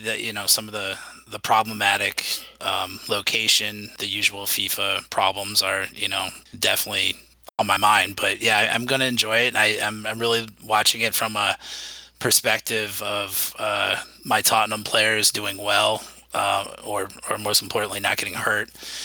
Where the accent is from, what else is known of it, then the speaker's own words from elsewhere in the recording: United States; as an American that hasn't had a lot of stake in watching soccer, football. You know, I played it growing up